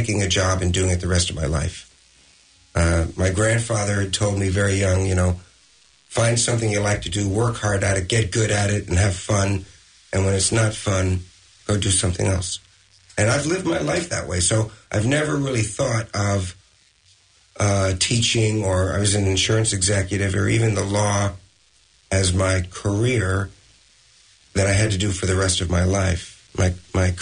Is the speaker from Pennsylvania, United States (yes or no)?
no; Pleasantville, New York, United States; I was raised in Pleasantville, New York, which anyone from Westchester knows is a very small community